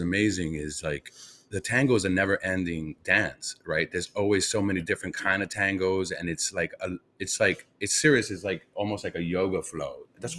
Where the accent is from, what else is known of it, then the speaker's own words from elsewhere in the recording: New York, United States; I'm from New York. I'm born and raised in New York